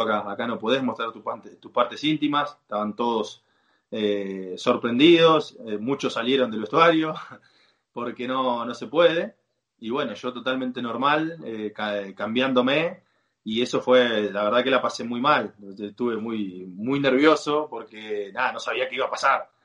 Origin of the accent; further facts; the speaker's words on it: Argentina; moved away as an adult; now in Saudi Arabia; acá hay muchas costumbres que, en Argentina no tenemos